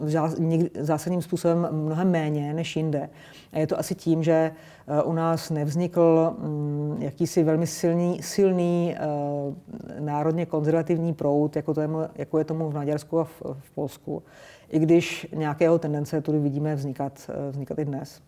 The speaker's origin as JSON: {"language": "Czech", "country": "Czechia", "said": "jsme Češi, jsme Evropani"}